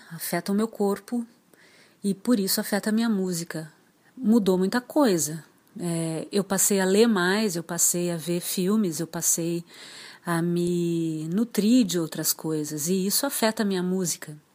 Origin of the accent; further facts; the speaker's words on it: Dourados, Mato Grosso do Sul, Brazil; born there; now in Porto Alegre, Brazil; Eu sou nascida em Dourados, no Mato Grosso do Sul, mas vivo em Porto Alegre desde 1988. Quer dizer que eu passei mais tempo em Porto Alegre do que em Dourados.